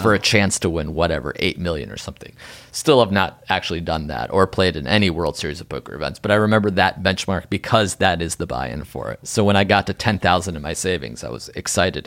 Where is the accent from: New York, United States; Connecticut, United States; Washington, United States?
Connecticut, United States; New Haven; I'm a boy from New Haven.